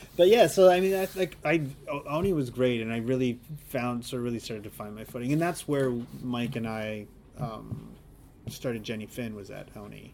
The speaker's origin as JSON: {"language": "English", "country": "Canada", "tie": "born or raised there", "also_born_or_lived": "Southern Alberta / Saskatoon, Saskatchewan", "moved": "as an adult", "lives_now": "Vancouver, Canada", "said": "I grew up in southern Alberta in Saskatchewan"}